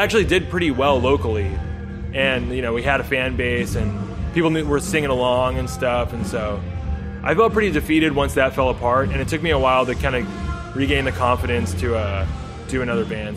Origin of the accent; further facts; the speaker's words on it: Southern California, United States; Southern California. Right. Like the suburbs of Southern California.